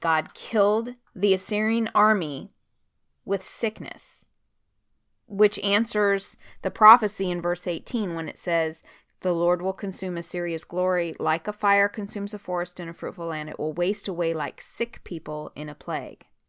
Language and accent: English; Oregon, United States; moved away; I'm from Oregon